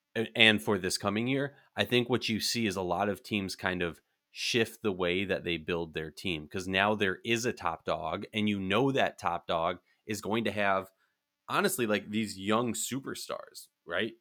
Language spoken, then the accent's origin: English; Minnesota, United States; in Minnesota, my, uh, my hometown, where, where I'm from